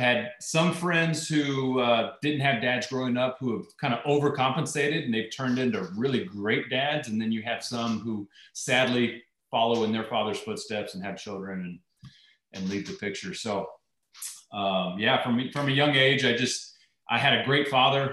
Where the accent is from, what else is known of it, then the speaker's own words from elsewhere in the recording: Irving, Texas, United States; I grew up in Irving, Texas, which was just right outside of Dallas